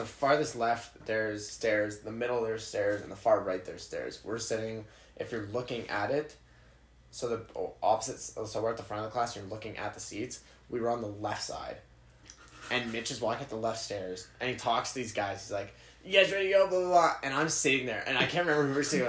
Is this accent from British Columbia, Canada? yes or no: no; Ajax, Ontario, Canada; moved away; I'm originally from Ajax